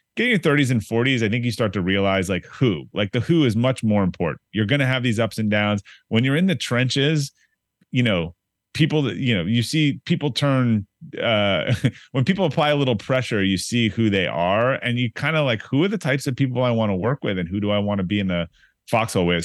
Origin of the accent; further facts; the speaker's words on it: Boston, Massachusetts, United States; also born or lived in Brookline, Massachusetts / Newton, Massachusetts / Arlington, Virginia; now in Needham, United States; I'm from Boston